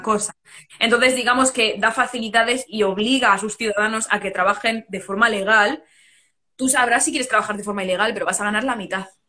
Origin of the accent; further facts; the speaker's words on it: Madrid, Community of Madrid, Spain; moved away as an adult; now in Dublin, Ireland; España es mi sitio, Madrid es.